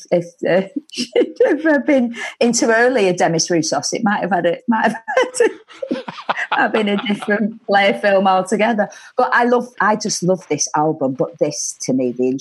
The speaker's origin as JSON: {"language": "English", "town": "Bolton", "region": "North West England", "country": "United Kingdom", "tie": "born or raised there", "said": "I grew up in Bolton"}